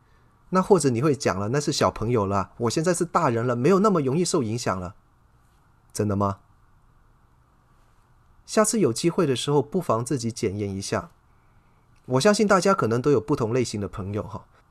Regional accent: China; 我们中国人有一句老话叫做"近朱者赤，近墨者黑"啊，这个不是没有道理的。

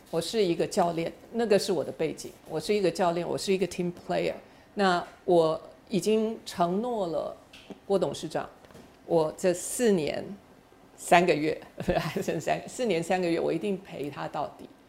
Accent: Taiwan; 我生在台湾，长在台湾，心在台湾

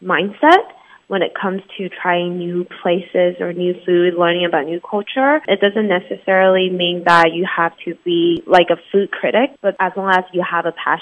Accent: Taiwan; also born or lived in San Jose, California, United States; I was born in San Jose, California, but I grew up in Taiwan

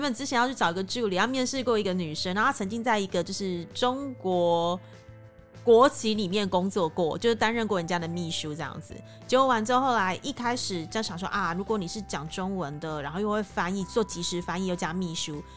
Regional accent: Taiwan; now in Cambodia; 就像我们台湾人讲英文还是会有台湾口音在

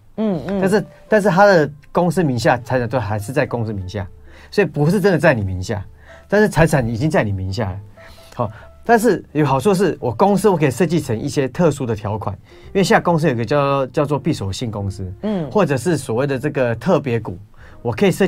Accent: Taiwan; 我们台湾人就是这样子，

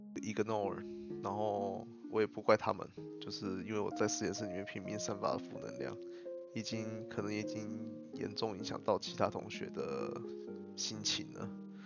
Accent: Changhua County, Taiwan; also born or lived in Hsinchu; 我的老家在彰化。然后，所以我就回到彰化来休养

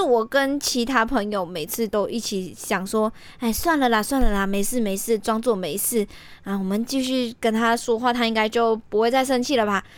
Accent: Malaysia; moved away as an adult; now in Taiwan; 我来自马来西亚的嘛。那自己一个独自过来台湾留学

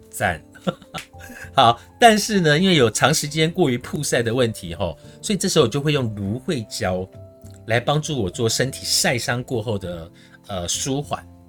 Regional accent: Su'ao, Yilan County, Taiwan; moved away; 我老家输到的冷泉，那个水真的是冰水

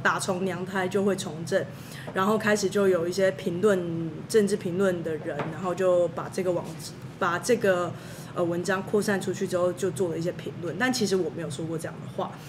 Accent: Taiwan; also born or lived in California / Hong Kong; 我是台湾人啊，那国际学生

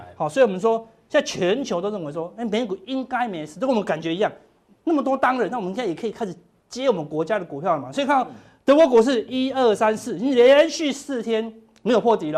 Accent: Taiwan; 我们台湾人算很有智慧了啦

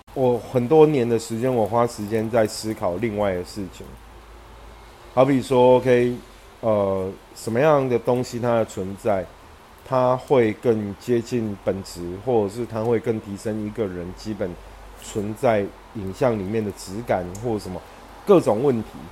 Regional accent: Yunlin County, Taiwan; 我们老家云林

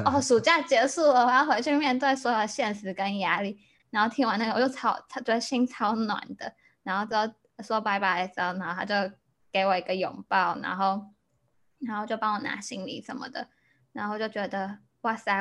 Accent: Taiwan; now in Chicago, United States; 我是台湾人，然后我现在在芝加哥念书

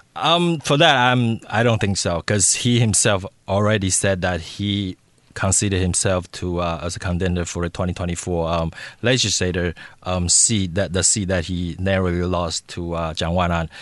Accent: Taipei, Taiwan; moved away as an adult; also born or lived in United States; when I was a teenager growing up in Taipei.

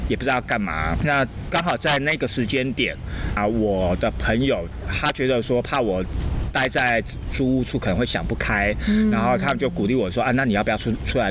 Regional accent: Kaohsiung, Taiwan; moved away as an adult; also born or lived in Taipei; 我最早是在高雄嘛，嗯。那因为我是高雄人，所以我从高雄的地方的团队开始，从目前幕后都有参与过相关的演出或者是制作

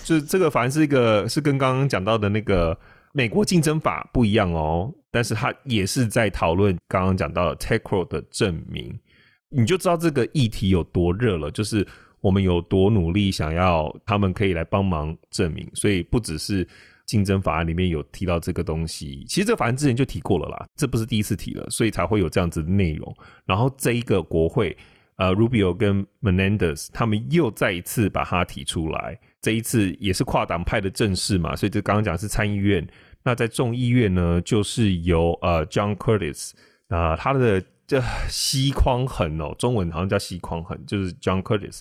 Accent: Taiwan; 我们台湾人

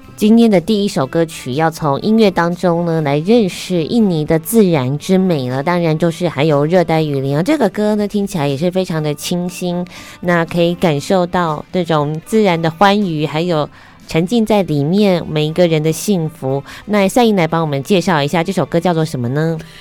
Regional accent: Taiwan; 我们台湾人

